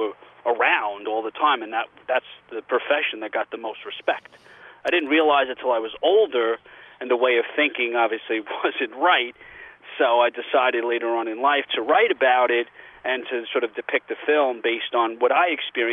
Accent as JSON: {"language": "English", "town": "New York City", "region": "New York", "country": "United States", "tie": "born or raised there", "said": "I grew up in Bensonhurst, Brooklyn"}